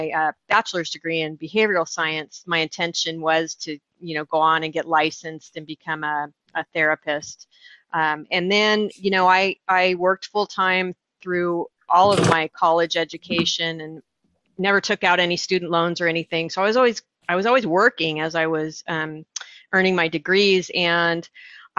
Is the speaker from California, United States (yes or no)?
yes; Orange County, California, United States; I grew up in Orange County, California, and that's in Southern California